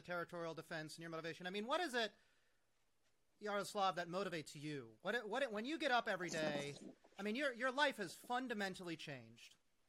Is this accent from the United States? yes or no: yes; United States